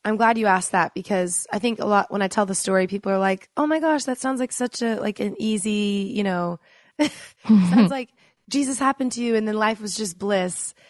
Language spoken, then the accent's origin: English; Dallas, Texas, United States; moved away as an adult; I grew up in Dallas, Texas with a cheer coach mom